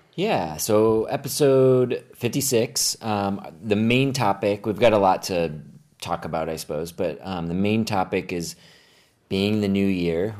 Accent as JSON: {"language": "English", "town": "Phoenix", "region": "Arizona", "country": "United States", "tie": "born or raised there", "moved": "yes", "said": "I grew up here in the Phoenix area"}